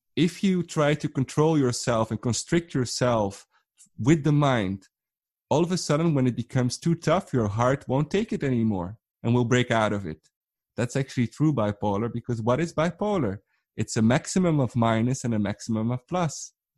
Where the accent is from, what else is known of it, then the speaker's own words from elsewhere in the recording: Netherlands; I'm from the Netherlands